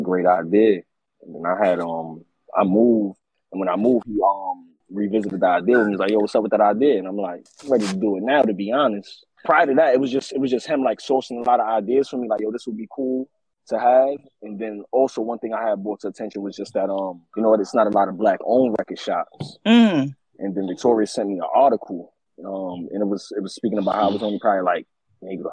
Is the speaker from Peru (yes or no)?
no; New York City, New York, United States; I'm from Crown Heights, Brooklyn